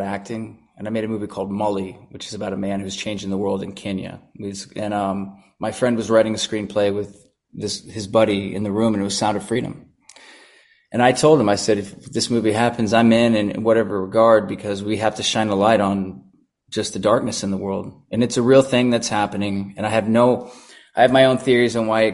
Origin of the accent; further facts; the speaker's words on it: Dallas, Texas, United States; I grew up in Dallas